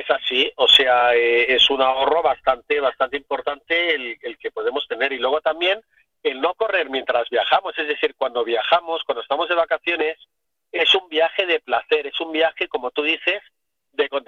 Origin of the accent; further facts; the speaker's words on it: Barcelona, Catalonia, Spain; Ah, pues ahí, Paula, como buen catalán que soy